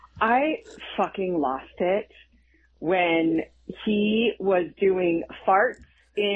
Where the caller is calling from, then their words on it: Nashville, Tennessee, United States; I'm calling from Nashville.